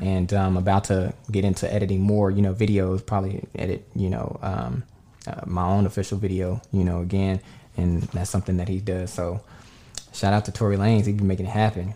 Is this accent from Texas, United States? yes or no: yes; Dallas, Texas, United States; moved away as an adult; also born or lived in Las Vegas / California; originally born and raised in Dallas, Texas